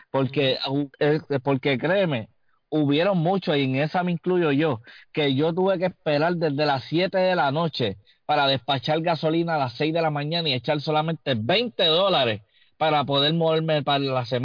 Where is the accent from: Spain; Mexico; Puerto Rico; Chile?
Puerto Rico; Somos boricuas, somos ciudadanos americanos, somos negros, blancos, e indígenas, orgullo, orgullo del mundo, somos Puerto Rico.